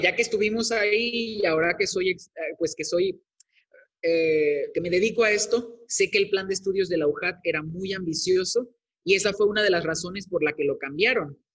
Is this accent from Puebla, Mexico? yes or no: no; Veracruz, Mexico; moved away as an adult; also born or lived in Tabasco; la Universidad Veracruzana, que es la de mi estado, del estado de donde soy originario